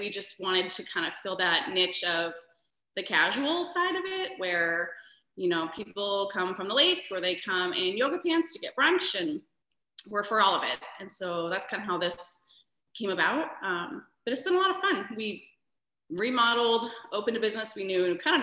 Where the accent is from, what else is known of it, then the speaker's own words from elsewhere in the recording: Lewiston, Idaho, United States; moved away as an adult; also born or lived in Moscow, Idaho / Phoenix, Arizona; now in Coeur d'Alene, United States; I'm not from Coeur d'Alene, but from Lewiston